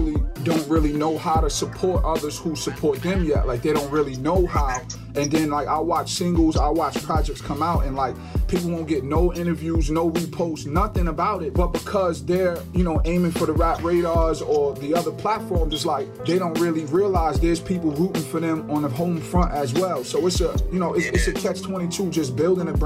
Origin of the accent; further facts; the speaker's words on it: Mount Vernon, New York, United States; now in Yonkers, United States; I'm from Mount Vernon, but I reside in Yonkers now for the last couple years